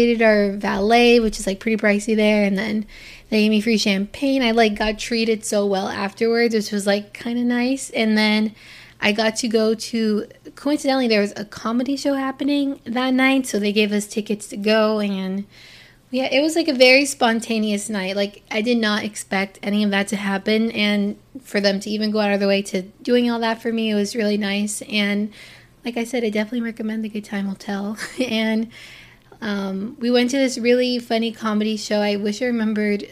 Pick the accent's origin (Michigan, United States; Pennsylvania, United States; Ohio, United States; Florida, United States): Florida, United States; Port St. Lucie; also born or lived in Hialeah, Florida / Miami, Florida; I was born in Hialeah, and I lived there only until the 4th grade. And so by the time I got to the 4th grade, my parents decided to move to the town called Port St. Lucie, Florida